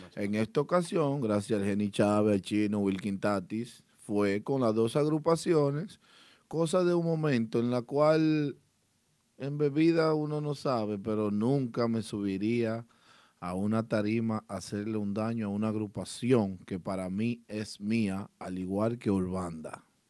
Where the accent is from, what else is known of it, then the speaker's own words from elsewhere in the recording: Santiago de los Caballeros, Santiago, Dominican Republic; Rubirosa y Chovy y yo somos de Santiago.